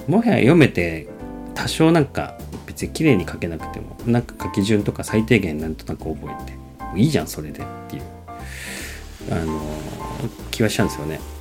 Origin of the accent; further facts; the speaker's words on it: Japan; 日本はまあね生まれ育ったところでね